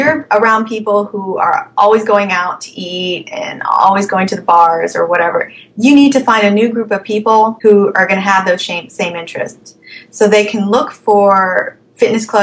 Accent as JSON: {"language": "English", "town": "Alexandria", "region": "Virginia", "country": "United States", "said": "I am from Alexandria, Virginia."}